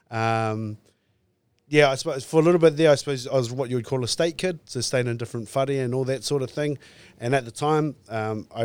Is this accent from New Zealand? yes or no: yes; North Island, New Zealand; so growing up on the West Side, Best Side, exaggerating that I sound because we used to do that as kids